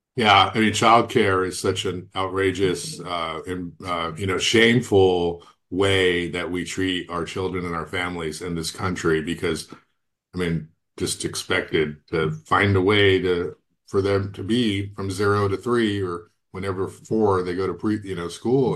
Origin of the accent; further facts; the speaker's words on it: Goleta, California, United States; I grew up in Galita